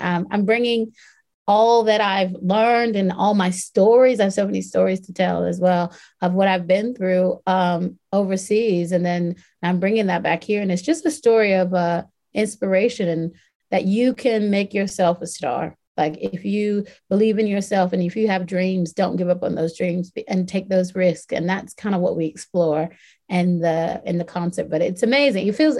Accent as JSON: {"language": "English", "area": "Southern US", "region": "Southern United States", "country": "United States", "tie": "born or raised there", "moved": "yes", "said": "my hometown."}